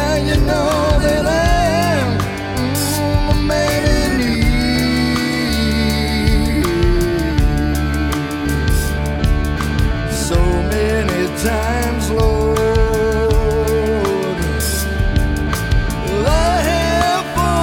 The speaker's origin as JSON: {"language": "English", "region": "Michigan", "country": "United States", "tie": "born or raised there", "said": "Born and raised in Michigan"}